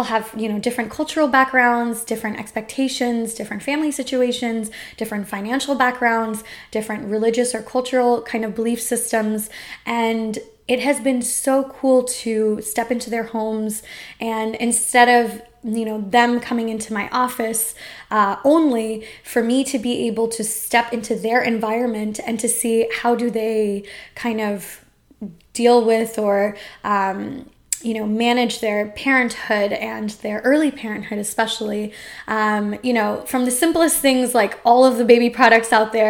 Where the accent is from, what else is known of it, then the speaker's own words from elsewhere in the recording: India; as an Indian person who eats a lot of spicy food